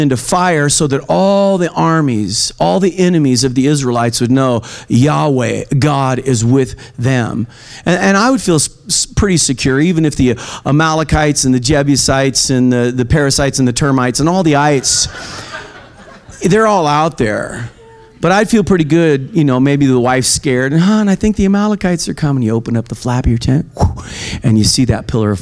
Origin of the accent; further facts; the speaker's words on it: Oregon, United States; also born or lived in California; I was born in California and eventually moved to Oregon. And while I was in Oregon during those kind of high school, college